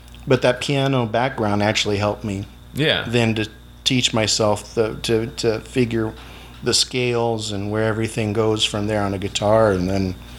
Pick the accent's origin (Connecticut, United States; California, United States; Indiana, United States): California, United States; Blythe; also born or lived in Yuma, Arizona; now in Mohawk Valley, United States; I was born here, but I only lived here until about 2 years out in the North Yuma Valley. And I grew up in Blythe, which is just up the river a ways